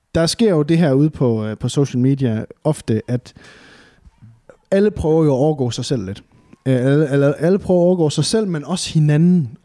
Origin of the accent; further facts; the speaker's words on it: Varde, Southern Denmark, Denmark; moved away; jeg er jo nede fra Varde, sådan en rigtig bunderøvsted